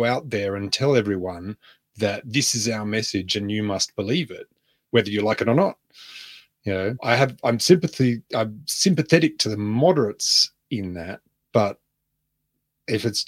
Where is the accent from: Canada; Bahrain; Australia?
Australia; I'm proud as an Australian